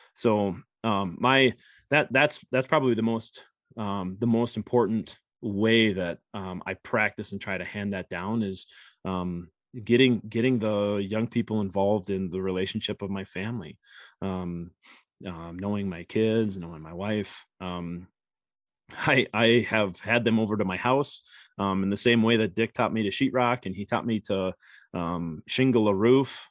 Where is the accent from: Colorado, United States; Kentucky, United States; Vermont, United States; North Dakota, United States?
North Dakota, United States; Grand Forks; now in Minnesota, United States; I grew up in Grand Forks, North Dakota